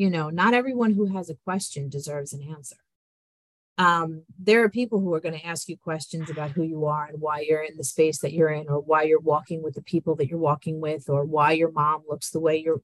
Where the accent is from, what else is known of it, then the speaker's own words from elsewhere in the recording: New York, United States; also born or lived in Colombia; I was raised in New York by Italian American parents.